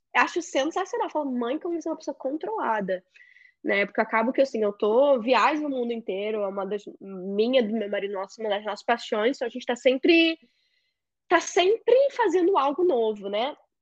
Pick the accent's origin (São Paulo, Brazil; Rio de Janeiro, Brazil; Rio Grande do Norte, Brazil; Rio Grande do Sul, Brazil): Rio de Janeiro, Brazil; moved away as an adult; now in United States; sou carioca, moro nos Estados Unidos